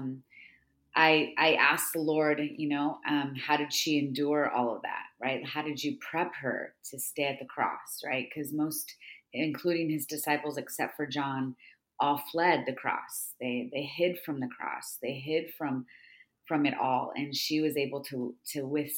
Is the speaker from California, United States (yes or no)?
yes; California, United States; I've been teaching about women's Bible study in my hometown here in California